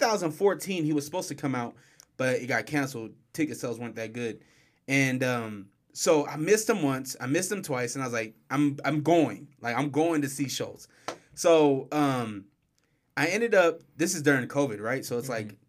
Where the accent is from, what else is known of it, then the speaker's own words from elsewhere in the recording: Salt Lake City, Utah, United States; from Salt Lake